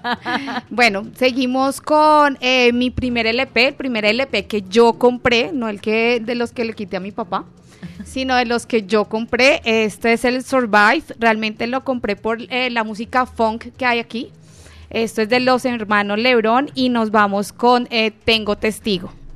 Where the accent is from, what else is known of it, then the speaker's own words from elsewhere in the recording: Bogotá, Colombia; moved away as an adult; now in Medellín, Colombia; vengo de, Bogotá representando mi tierra, vivo aquí aproximadamente hace cinco años